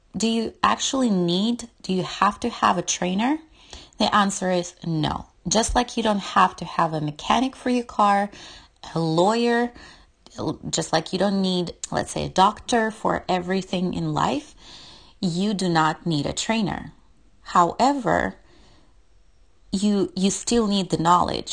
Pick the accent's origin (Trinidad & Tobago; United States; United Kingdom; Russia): Russia; moved away; I'm from Russia and we use kilometers instead of miles